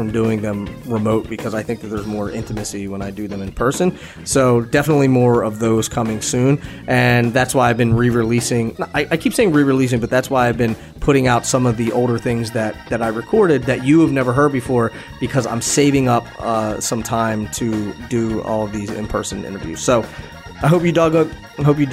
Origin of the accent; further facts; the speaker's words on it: Philadelphia, Pennsylvania, United States; moved away as an adult; now in Los Angeles, United States; We're both from Philadelphia